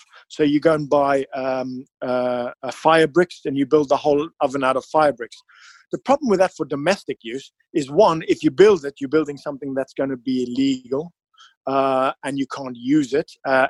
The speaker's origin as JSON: {"language": "English", "country": "South Africa", "said": "Being South African, we love barbecue."}